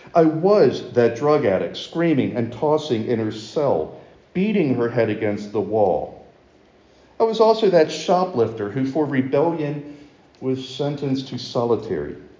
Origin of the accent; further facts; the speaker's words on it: Baltimore, Maryland, United States; I'm from Baltimore